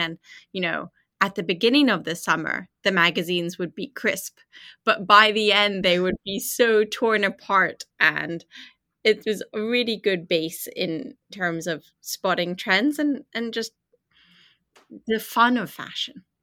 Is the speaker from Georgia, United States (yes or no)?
yes; Atlanta, Georgia, United States; also born or lived in London; I was born in London, but raised in Atlanta